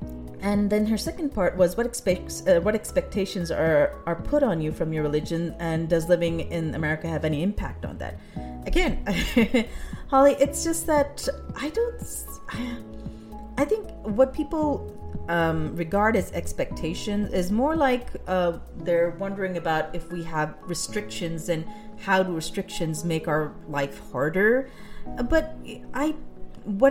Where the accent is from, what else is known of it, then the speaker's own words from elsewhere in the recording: Pakistan; now in United States; growing up in Pakistan